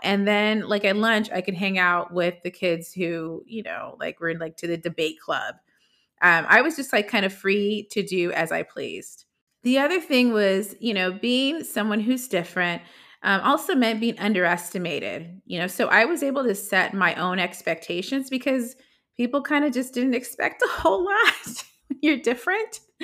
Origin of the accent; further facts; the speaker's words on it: Los Angeles, California, United States; growing up in Los Angeles